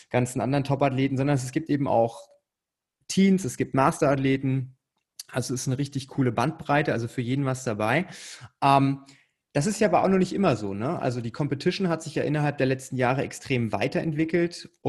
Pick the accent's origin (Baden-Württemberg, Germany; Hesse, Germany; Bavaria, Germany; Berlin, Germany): Hesse, Germany; Frankfurt; ich komme aus der Ecke Frankfurt, also für mich ist das quasi um die Ecke.